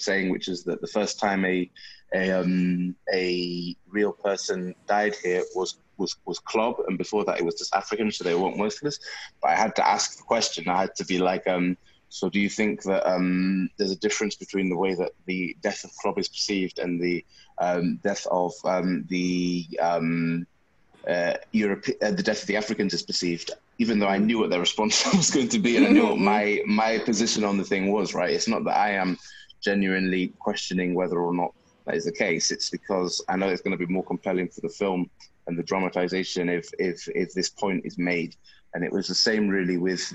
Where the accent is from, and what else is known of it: Bolton, North West England, United Kingdom; born or raised there